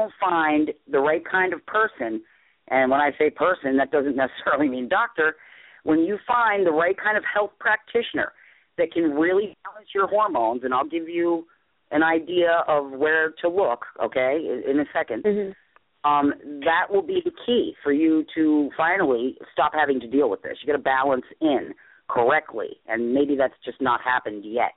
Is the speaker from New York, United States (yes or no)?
yes; New York, United States; accent: New York; now in Maine, United States; I'm from New York, if you can tell by the accent, but I'm in Maine